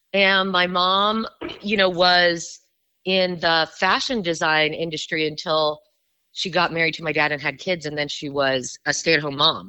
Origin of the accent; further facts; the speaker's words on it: Miami, Florida, United States; moved away; I was born and raised in Miami, Florida.